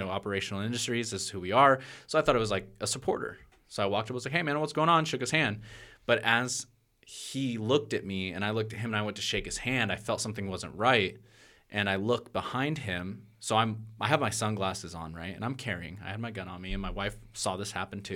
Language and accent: English; Portland, Oregon, United States; I'm from Portland, Oregon